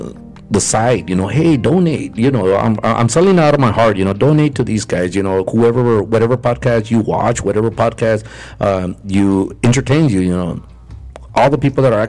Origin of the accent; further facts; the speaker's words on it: Donna, Texas, United States; now in Pharr, United States; because now I live in Far. I'm not from Donna anymore.